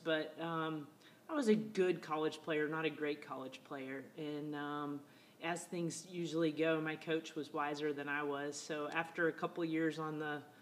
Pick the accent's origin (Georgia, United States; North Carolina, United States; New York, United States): Georgia, United States; Macon; moved away as an adult; my hometown of Macon, Georgia